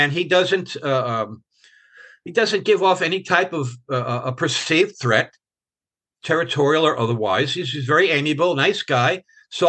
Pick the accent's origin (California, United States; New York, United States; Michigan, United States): New York, United States; moved away as an adult; I'm from New York